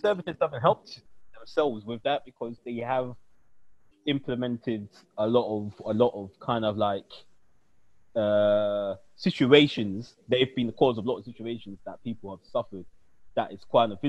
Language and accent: English; London, United Kingdom; me as a Londoner